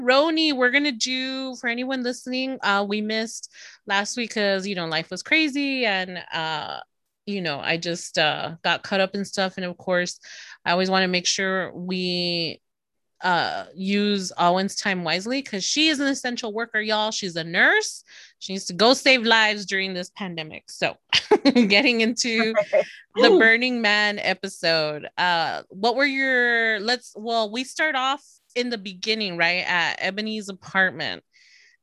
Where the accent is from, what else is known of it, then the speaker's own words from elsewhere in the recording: Texas, United States; I'm from Texas